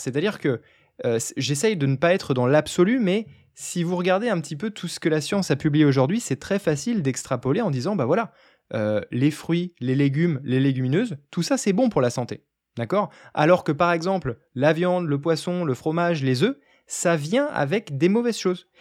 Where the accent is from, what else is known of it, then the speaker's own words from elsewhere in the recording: France; je suis français